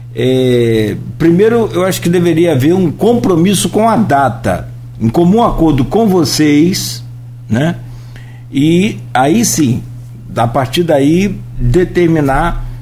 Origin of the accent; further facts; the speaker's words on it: Brazil; eu, sou de Itaúva